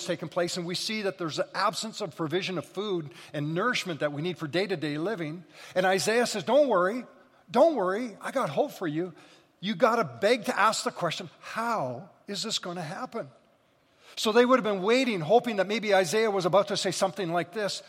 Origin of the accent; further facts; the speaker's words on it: Scotland, United Kingdom; So again, being Scottish and hungry, those two things are lethal together.